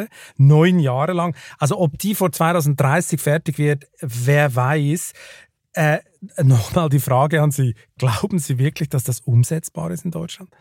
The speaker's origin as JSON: {"language": "German", "country": "Switzerland", "moved": "yes", "lives_now": "Germany", "said": "gerade ich als Schweizer, als ich hierher gekommen bin"}